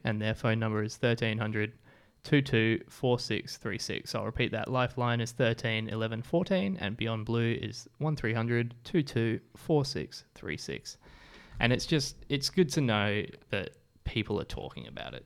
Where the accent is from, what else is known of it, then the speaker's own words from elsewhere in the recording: England, United Kingdom; now in Australia; I was from England as well.